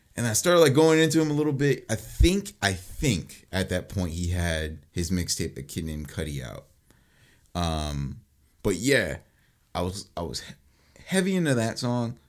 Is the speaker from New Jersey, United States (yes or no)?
yes; Mount Laurel, New Jersey, United States; I moved from Mount Holly to Mount Laurel